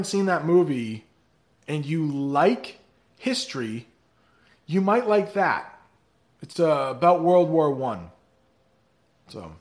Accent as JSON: {"language": "English", "country": "United States", "said": "I am an American"}